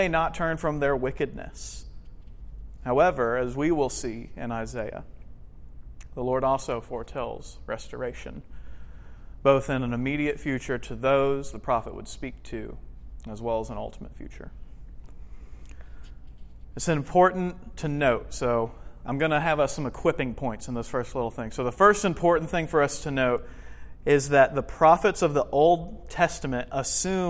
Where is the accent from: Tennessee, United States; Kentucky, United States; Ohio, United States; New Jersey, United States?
Kentucky, United States; I'm from Kentucky